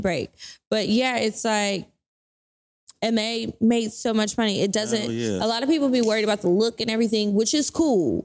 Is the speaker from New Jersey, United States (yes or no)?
no; Natchitoches, Louisiana, United States; moved away; I'm from Natchitoches, Louisiana. This is a small town